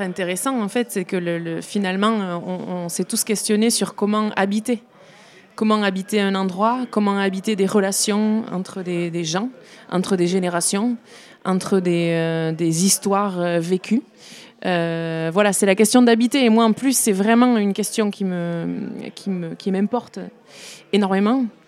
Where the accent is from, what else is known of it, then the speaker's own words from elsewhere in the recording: Béarn, Nouvelle-Aquitaine, France; je suis euh, béarnaise, j'ai grandi en Béarn, même si j'ai pas grandi à Pau, plutôt euh, à 50 km, plutôt vers Bayonne